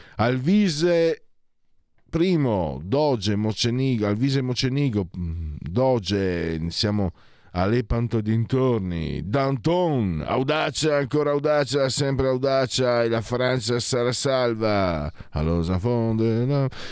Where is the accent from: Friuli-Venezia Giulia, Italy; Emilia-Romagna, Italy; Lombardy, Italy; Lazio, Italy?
Friuli-Venezia Giulia, Italy; moved away; dalle mie parti